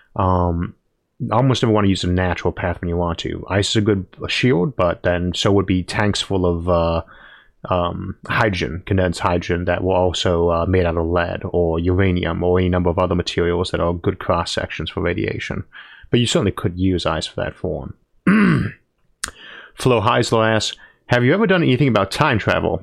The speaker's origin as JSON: {"language": "English", "country": "United States", "said": "I am American."}